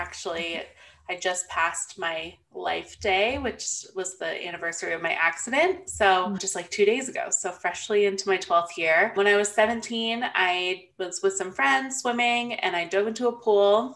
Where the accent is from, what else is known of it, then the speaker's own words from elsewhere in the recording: Phoenix, Arizona, United States; also born or lived in California / Gilbert, Arizona; I've lived in the Phoenix area my whole life. Basically, I was born in California, but I only spent a couple weeks there before my parents moved.